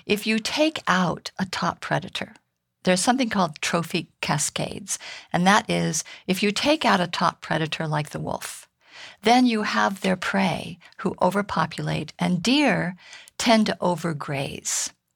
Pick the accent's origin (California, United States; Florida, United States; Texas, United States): California, United States; High Sierra; I grew up in the High Sierra here in California